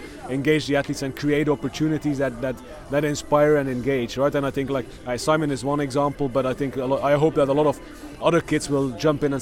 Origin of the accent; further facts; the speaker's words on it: Belgium; I'm from Belgium